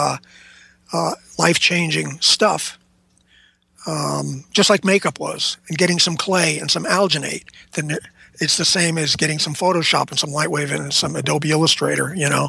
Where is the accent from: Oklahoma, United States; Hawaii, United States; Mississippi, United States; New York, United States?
New York, United States; New York City; I grew up around New York City